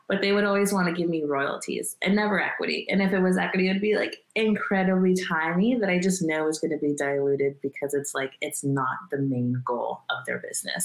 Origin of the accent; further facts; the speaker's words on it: Canada; I am Canadian